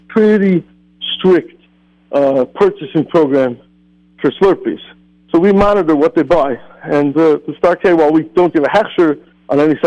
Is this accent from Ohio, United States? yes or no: no; Scranton, Pennsylvania, United States; moved away as an adult; also born or lived in Phoenix, Arizona; I lived in Phoenix, Arizona for 12 and a half years, and I grew up in Scranton, Pennsylvania